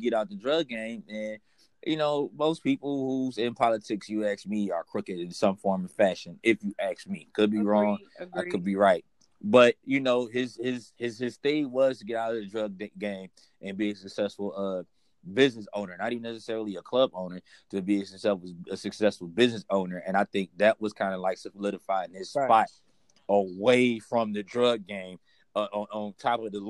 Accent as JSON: {"language": "English", "town": "Detroit", "region": "Michigan", "country": "United States", "said": "I'm from Detroit and we had to deal with a man, Kwame Kilpatrick"}